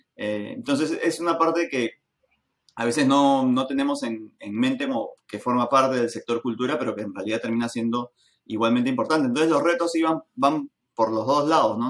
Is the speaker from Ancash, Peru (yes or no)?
no; Lima, Peru; Siendo peruanos, siendo limeños en nuestro caso